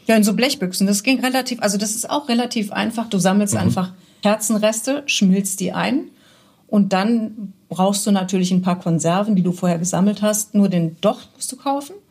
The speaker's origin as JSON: {"language": "German", "town": "Cologne", "region": "North Rhine-Westphalia", "country": "Germany", "said": "bei uns in Köln"}